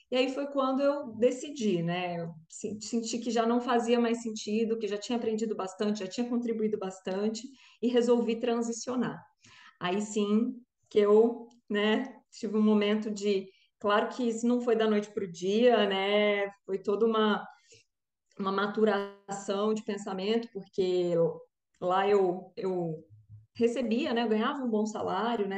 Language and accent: Portuguese; Brasília, Federal District, Brazil; now in Rio de Janeiro, Brazil; sou brasiliense, mas moro no Rio, então, né, brasiliense carioca, já carioquei aqui também